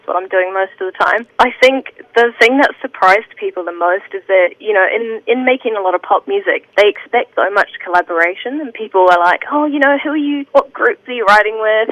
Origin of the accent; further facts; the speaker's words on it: New Zealand; also born or lived in Sunshine Coast, Queensland, Australia; I'm definitely a Kiwi